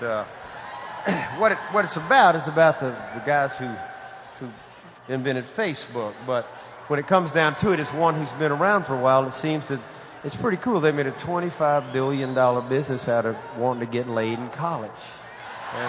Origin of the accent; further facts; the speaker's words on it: Mobile, Alabama, United States; a young Catholic altar boy growing up in Mobile, Alabama